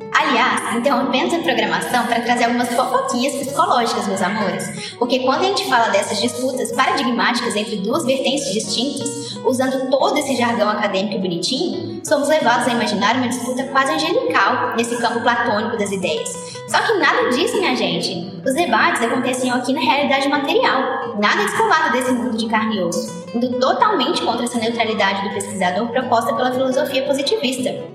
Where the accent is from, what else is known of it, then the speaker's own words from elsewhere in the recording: Brazil; enquanto brasileiros e latino-americanos